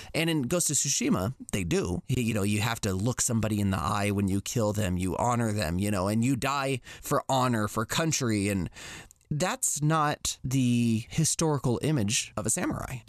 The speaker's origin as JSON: {"language": "English", "country": "United States", "tie": "born or raised there", "said": "as a young boy growing up in America"}